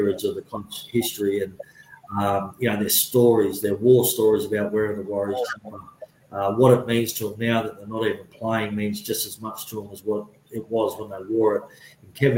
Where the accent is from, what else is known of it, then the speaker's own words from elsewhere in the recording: Australia; I'm Australian, but there's no way in this world will I ever give up the opportunity or the privilege of calling myself a Kiwi